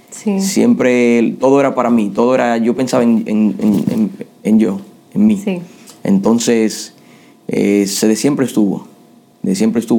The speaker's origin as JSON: {"language": "Spanish", "region": "New York", "country": "United States", "tie": "born or raised there", "lives_now": "Florida, United States", "said": "me crié en Nueva York, desde los 14 cuando vine para acá hasta ahora. Yo lo que tengo en Florida son, voy para cuatro años."}